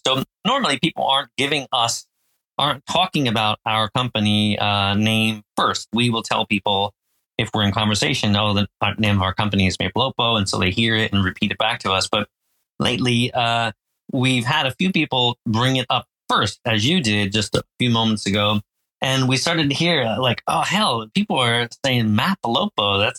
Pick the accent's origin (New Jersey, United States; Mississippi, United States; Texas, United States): New Jersey, United States; Phillipsburg; So I grew up in Jersey in America, kind of a semi-rural area of New Jersey called Phillipsburg. And I lived there until I went to college.